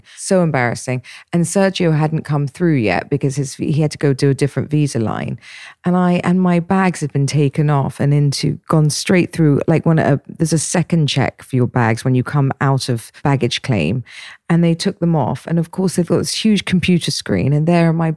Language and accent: English; England, United Kingdom; I'm English.